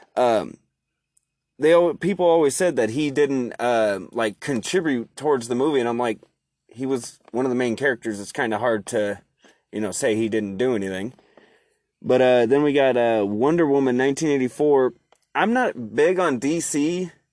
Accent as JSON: {"language": "English", "region": "Oregon", "country": "United States", "said": "I'm from Oregon"}